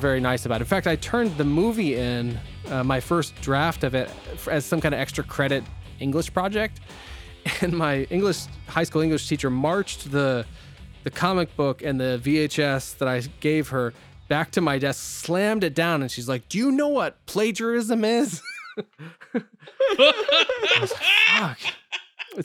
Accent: Northeast Ohio, United States; we're from Northeast Ohio, both of us

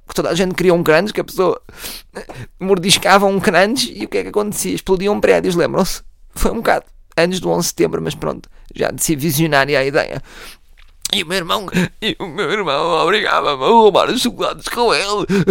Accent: Oeiras, Lisbon, Portugal; nascido e criado em Oeiras

